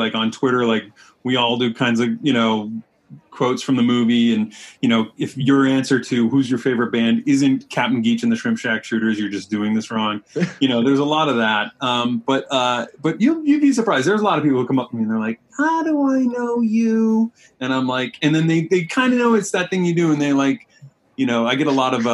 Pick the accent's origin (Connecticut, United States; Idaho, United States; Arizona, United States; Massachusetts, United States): Massachusetts, United States; East Bridgewater; moved away; I'm from East Bridgewater, Massachusetts. Yeah, that's where I grew up